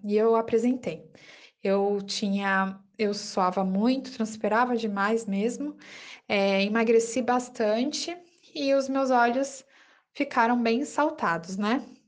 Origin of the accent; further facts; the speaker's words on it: São Paulo, Brazil; sou da capital de São Paulo